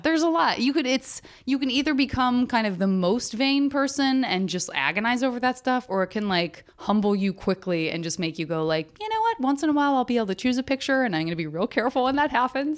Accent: Arizona, United States; I'm from Arizona

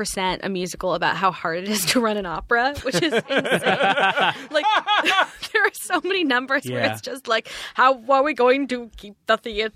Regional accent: Palo Alto, California, United States; I'm from Palo Alto

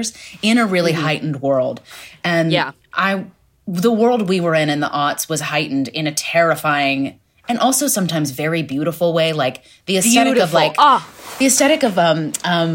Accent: Memphis, Tennessee, United States; moved away; I grew up in Tennessee

